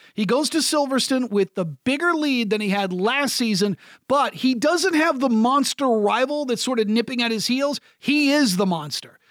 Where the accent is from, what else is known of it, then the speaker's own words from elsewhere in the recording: United States; as an American broadcaster